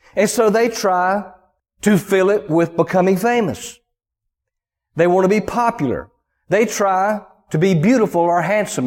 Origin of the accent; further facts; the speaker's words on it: the American South, United States; accent: Southern; I grew up in the Southern culture. People are, for the most part, people are nice from where I grew up down in the country